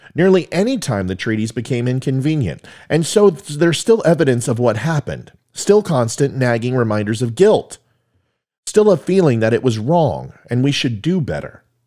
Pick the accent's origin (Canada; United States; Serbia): United States; Virginia; in Virginia, my home state.